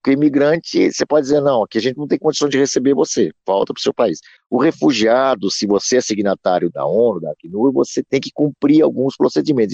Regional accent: Brazil; nossa experiência como brasileiros

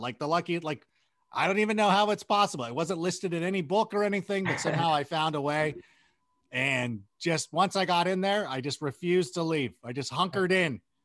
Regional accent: United States

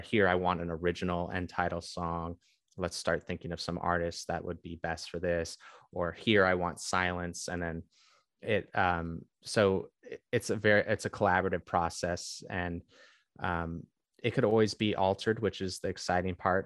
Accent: Bay Area, California, United States; I grew up in the Bay Area

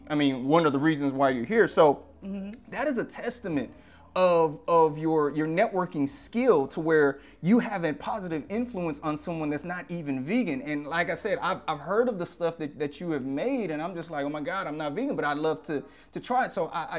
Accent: Louisiana, United States; Again, I'm from Louisiana, so I eat Memphis style pork, beef, all of that.

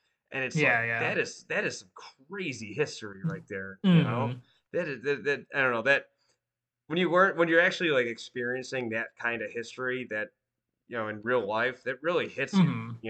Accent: Buffalo, New York, United States; silly me, I'm like, I'm from Buffalo. Canada's right there, and they speak French, so I'm definitely going to use this.

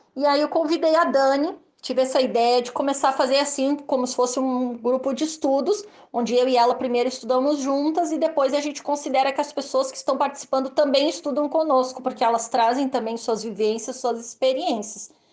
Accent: Rio Grande do Sul, Brazil; eu sou gaúcha

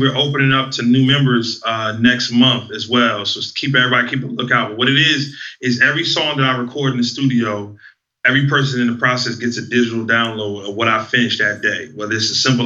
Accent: New Jersey, United States; growing up in Jersey, where I'm a kid hearing about the birth of hip-hop

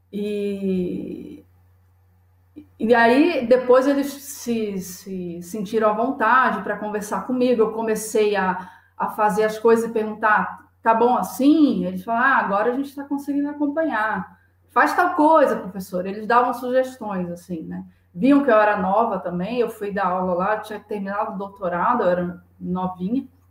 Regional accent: Saquarema, Rio de Janeiro, Brazil; moved away as an adult; also born or lived in Niterói / Salvador; now in São Paulo, Brazil; É, eu sou do Rio de Janeiro. Eu nasci em Saquarema, que é uma cidade do, da região litorânea, da região dos

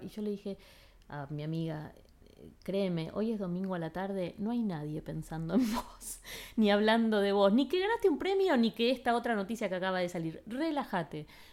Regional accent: Argentina; moved away as an adult; also born or lived in Los Angeles; soy de Argentina

